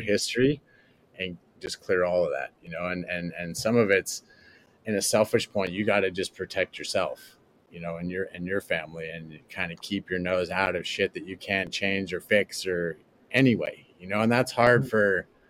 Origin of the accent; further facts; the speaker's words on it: United States; moved away as an adult; now in Canoa, Ecuador; I love America and I love being American.